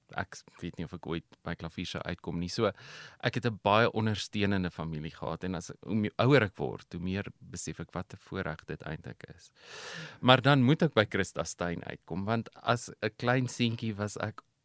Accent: Pretoria, Gauteng, South Africa; also born or lived in United States; Ek is in Pretoria gebore. Inteendeel, ek bly nog steeds in dieselfde huis as waar in my ouers my as 'n babatjie ingedra

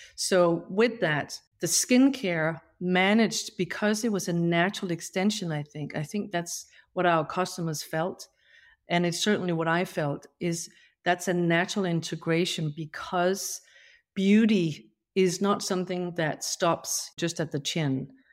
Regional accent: Denmark; moved away; I grew up, you know, on a farm in rural Denmark

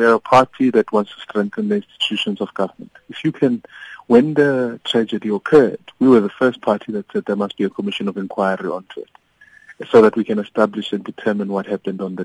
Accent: South Africa; as the South African people

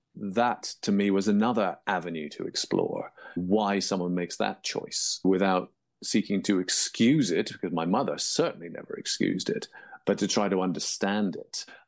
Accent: England, United Kingdom; moved away; also born or lived in Toronto, Canada; as you can tell by my accent, I grew up in England, though I was born in Toronto

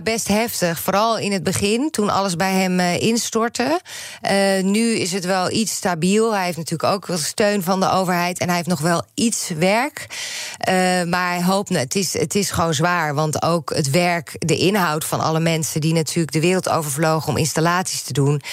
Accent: Netherlands

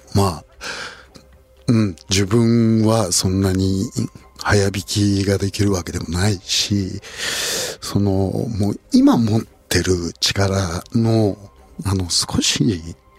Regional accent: Kawachi, Osaka, Japan; 大阪河内で生まれたディープサウスだし

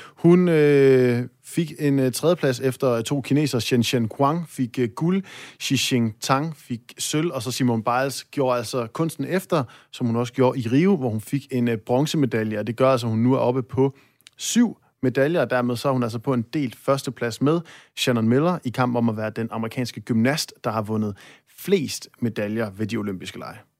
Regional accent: North Jutland, North Denmark Region, Denmark

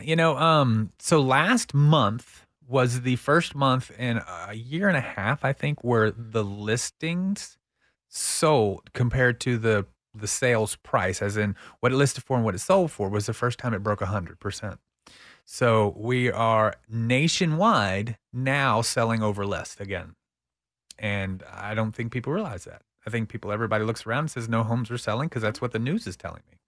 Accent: Texas, United States; accent: twang; I'm Texan

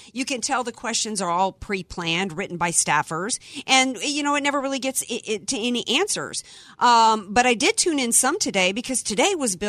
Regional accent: Cajun, Louisiana, United States; now in San Diego, United States; I am American by birth, Cajun and Southern by the grace of God. And I was raised conservative

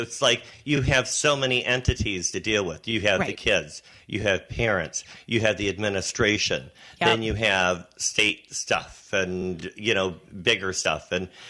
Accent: Berlin Township, Michigan, United States; I grew up in Berlin Township, Monroe County, which was south of Detroit. I think we're about 20 miles or so south of Detroit. It was the country.

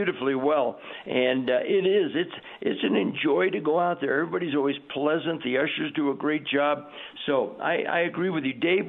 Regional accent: Southern California, United States; I'm a Southern California boy, and I was raised on Dodger baseball

